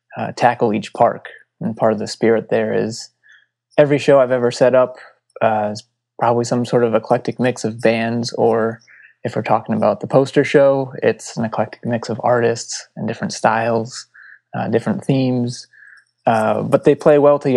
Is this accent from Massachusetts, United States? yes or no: yes; Palmer, Massachusetts, United States; growing up in Western Massachusetts and not really seeing much beyond